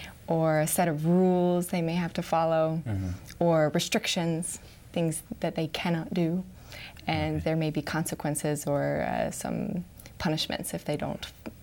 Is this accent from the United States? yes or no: yes; Lexington, Kentucky, United States; And I'm from Lexington, Kentucky.